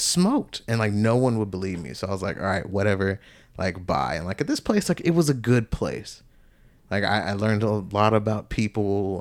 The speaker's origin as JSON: {"language": "English", "region": "Georgia", "country": "United States", "tie": "born or raised there", "also_born_or_lived": "Tennessee", "moved": "as an adult", "said": "back down to Georgia, my hometown."}